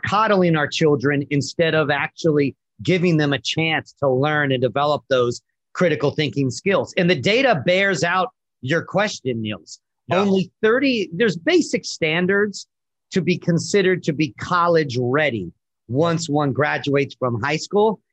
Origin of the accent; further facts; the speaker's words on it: Virginia, United States; moved away as an adult; now in New York City, United States; I'm from Virginia originally, and after coming to York, to New York